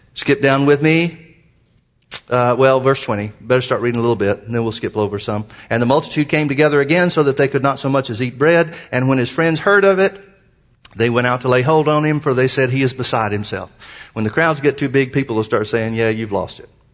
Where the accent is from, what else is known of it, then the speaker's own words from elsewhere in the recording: Birmingham, Alabama, United States; moved away; I was brought up in Birmingham, Alabama